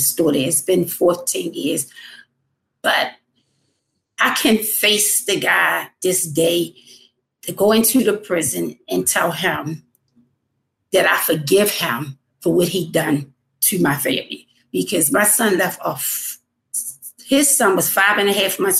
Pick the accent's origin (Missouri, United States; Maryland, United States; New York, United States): Maryland, United States; Baltimore; I'm from Baltimore, Maryland.